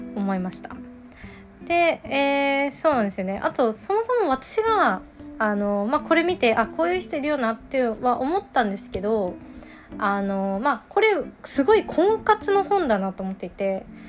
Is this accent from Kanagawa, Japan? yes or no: no; Nagano, Japan; 私も長野県出身だから